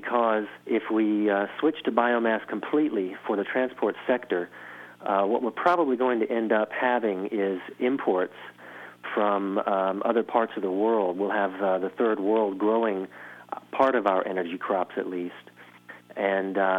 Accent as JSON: {"language": "English", "town": "New Orleans", "region": "Louisiana", "country": "United States", "moved": "as an adult", "lives_now": "Germany", "said": "I'm from New Orleans"}